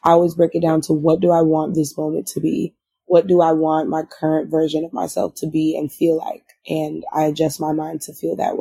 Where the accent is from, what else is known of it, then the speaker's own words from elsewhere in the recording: Florida, United States; I'm from Florida